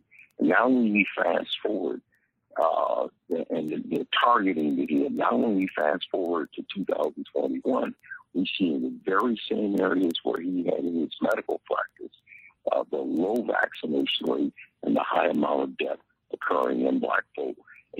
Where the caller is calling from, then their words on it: Tampa, Florida, United States; I'm calling from Tampa, Florida.